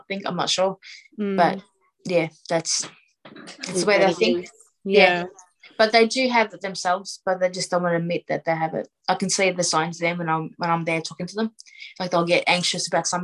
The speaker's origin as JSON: {"language": "English", "town": "Melbourne", "region": "Victoria", "country": "Australia", "tie": "born or raised there", "said": "I brought up in Australia. Like, I'm Australian"}